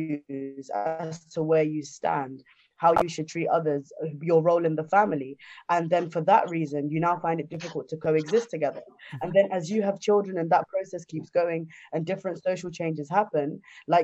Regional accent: Zimbabwe; moved away; I'm originally from Zimbabwe

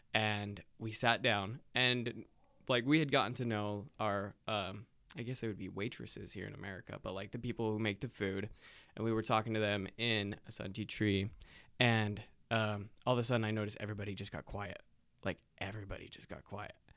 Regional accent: South Carolina, United States; now in Utah, United States; I'm originally from South Carolina

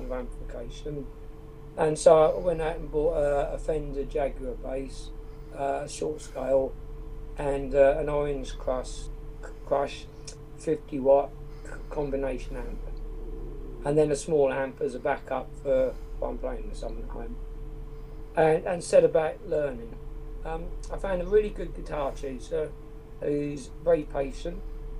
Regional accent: Wales, United Kingdom; I was born in Wales

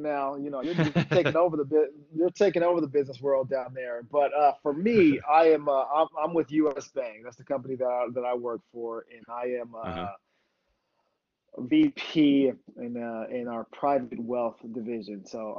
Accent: Pensacola, Florida, United States; born there; So I was born in Pensacola, Florida.

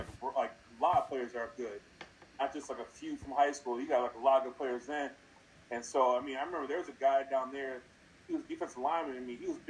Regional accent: United States; I grew up in Washington

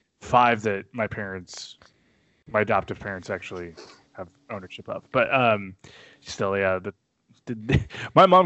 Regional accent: Kansas City, United States; I'm from Kansas City

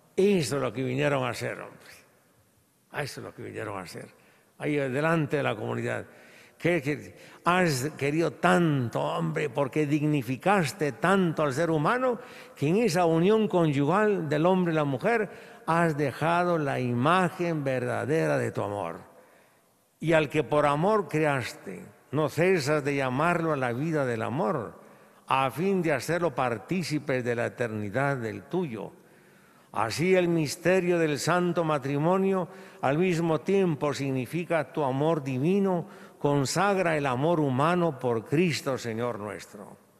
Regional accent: Guatemala; a nosotros no nos han acostumbrado, como latinoamericanos y un poco, y, y como guatemaltecos

